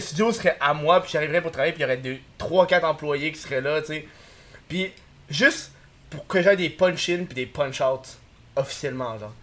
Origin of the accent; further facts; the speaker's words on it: Quebec, Canada; les Québécois, on est